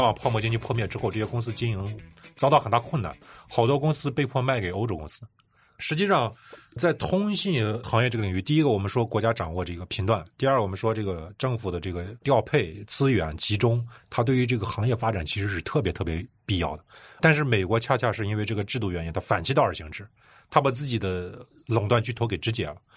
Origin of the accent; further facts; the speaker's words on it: China; 我们中国人这几年